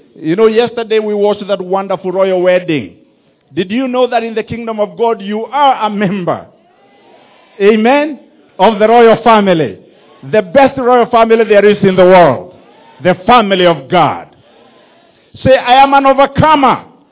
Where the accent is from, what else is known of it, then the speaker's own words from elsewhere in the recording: Rift Valley, Kenya; moved away; also born or lived in Mogoga; I was born in Mogoga and my parents moved to the Rift Valley, and that's where I went to school. That's where I grew up.